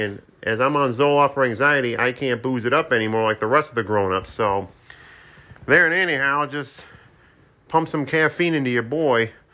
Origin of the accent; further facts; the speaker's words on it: Saratoga Springs, New York, United States; my hometown of Saratoga Springs